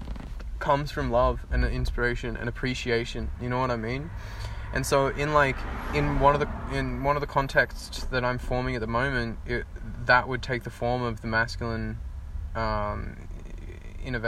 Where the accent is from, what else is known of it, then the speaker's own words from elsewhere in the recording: Australia; I'm Australian